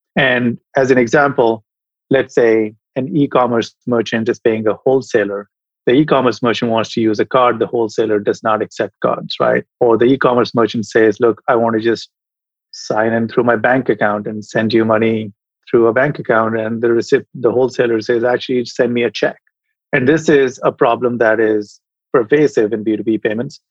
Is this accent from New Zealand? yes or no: no; India; moved away as an adult; also born or lived in Europe / United States; now in San Francisco, United States; I was educated as an engineer when I was growing up in India